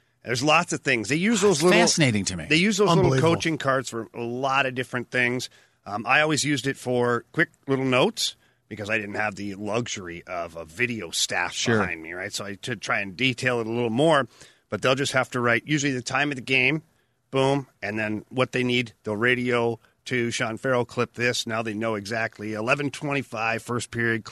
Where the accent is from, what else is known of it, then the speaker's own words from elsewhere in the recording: Ottawa, Ontario, Canada; moved away; Ottawa early in my career, about 4 or 5 years into my career, and that's my hometown